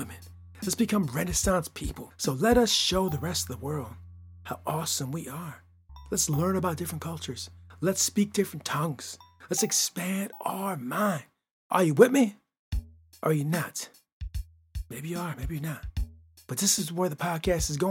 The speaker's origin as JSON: {"language": "English", "region": "Midwest of the United States", "country": "United States", "said": "I'm from the Midwest of the United States of America"}